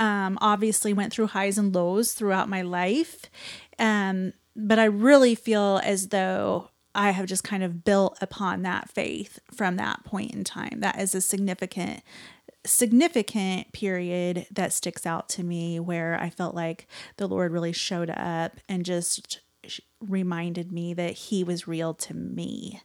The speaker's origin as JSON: {"language": "English", "region": "Nebraska", "country": "United States", "tie": "born or raised there", "said": "I grew up in Nebraska"}